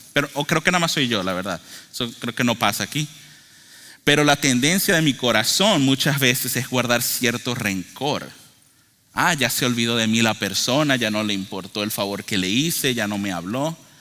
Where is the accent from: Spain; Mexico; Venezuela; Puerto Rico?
Venezuela; yo soy de Venezuela